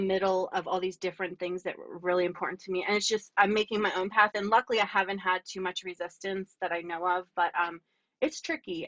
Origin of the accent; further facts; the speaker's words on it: Lower Bucks County, Pennsylvania, United States; also born or lived in Baltimore / Berks County; I grew up in Lower Bucks County.